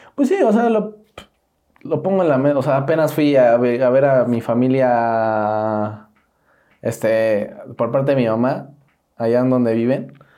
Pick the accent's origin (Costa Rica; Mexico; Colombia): Mexico; ahí vivo por Cuapa, ¿no? Que crecí en Cuapa. Y yo dije, soy de Cuapa.